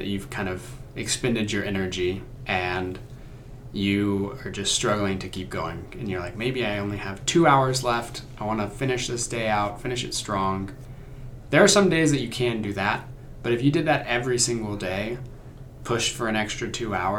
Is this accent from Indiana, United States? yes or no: no; Oklahoma, United States; I'm from Oklahoma.